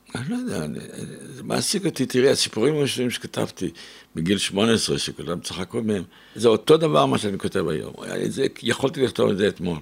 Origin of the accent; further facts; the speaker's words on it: Israel; ואני גם כן לא הייתי בדיוק מארץ ישראל, נולדתי פה, אבל לא הייתי.